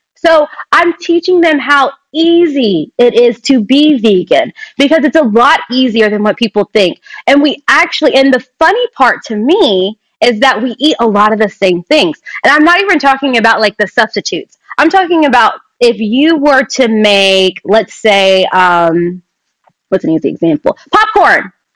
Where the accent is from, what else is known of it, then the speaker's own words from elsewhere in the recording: Kentucky, United States; moved away as an adult; also born or lived in Lexington, Kentucky; now in Los Angeles, United States; I'm from Kentucky